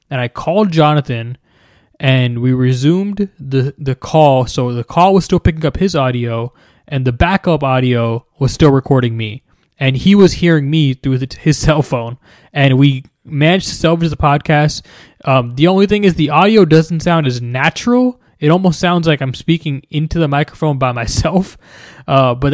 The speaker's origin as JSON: {"language": "English", "region": "New Jersey", "country": "United States", "tie": "born or raised there", "moved": "as an adult", "lives_now": "Houston, United States", "said": "I grew up in New Jersey."}